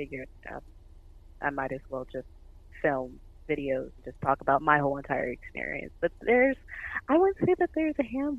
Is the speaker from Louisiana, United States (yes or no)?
yes; New Orleans, Louisiana, United States; born there; also born or lived in San Diego / San Antonio; I was born in New Orleans, Louisiana. My dad was in the military, so we kind of traveled around a lot.